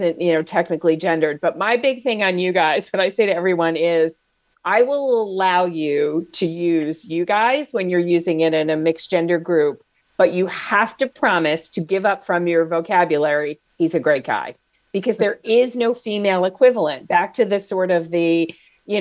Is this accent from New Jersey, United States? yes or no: yes; New Jersey, United States; also born or lived in Atlanta; I'm from New Jersey. So "you guys" is just like, it's like the first words that you learn to say aloud.